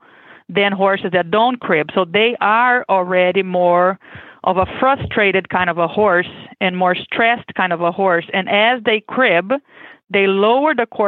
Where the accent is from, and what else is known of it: Brazil; born or raised there; English is a second language; moved away as an adult; now in Kentucky, United States